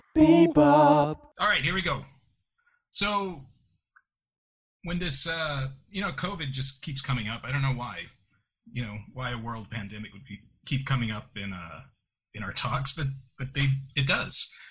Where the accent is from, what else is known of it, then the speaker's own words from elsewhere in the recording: Chicago, Illinois, United States; I was born in Chicago